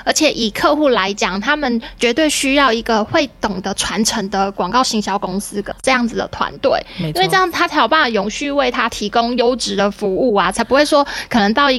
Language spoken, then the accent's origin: Chinese; Taiwan; 勾引啊！就是我们台湾人的传统精神。